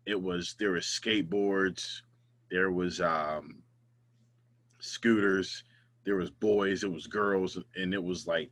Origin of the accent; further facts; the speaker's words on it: Ambridge, Pennsylvania, United States; also born or lived in Sewickley; I was born in Swickley. I went to Quaker Valley grade.